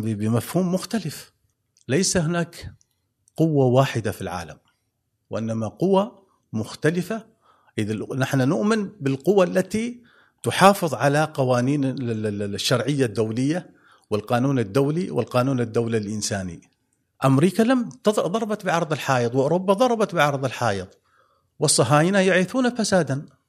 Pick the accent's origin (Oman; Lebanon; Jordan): Oman; نحن كعمانيين